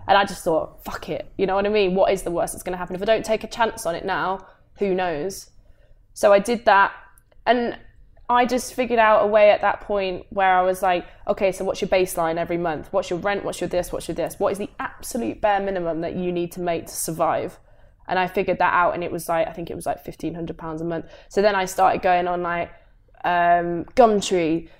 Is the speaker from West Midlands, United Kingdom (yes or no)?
yes; Coventry, West Midlands, United Kingdom; moved away as an adult; born and raised in Coventry, went to school there